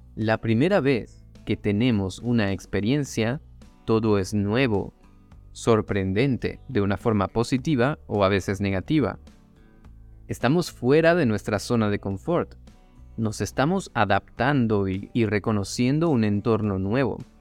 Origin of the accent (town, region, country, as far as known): Venezuela; moved away